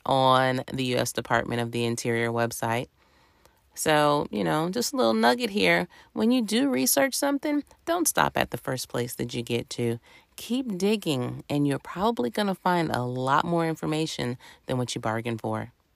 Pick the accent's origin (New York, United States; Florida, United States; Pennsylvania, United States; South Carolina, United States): South Carolina, United States; I grew up in South Carolina